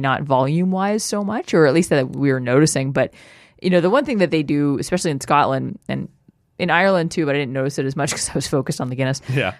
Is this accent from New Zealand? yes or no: no; Canada; We're from Canada.